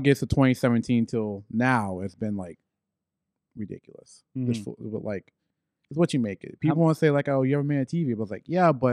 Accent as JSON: {"language": "English", "region": "Tennessee", "country": "United States", "tie": "born or raised there", "moved": "yes", "said": "my home state"}